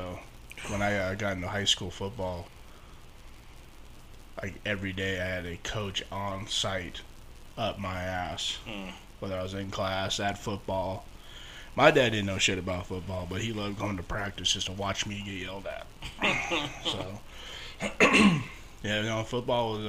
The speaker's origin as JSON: {"language": "English", "town": "Phoenix", "region": "Arizona", "country": "United States", "tie": "born or raised there", "said": "I was born in Maryville. Maryville Hospital."}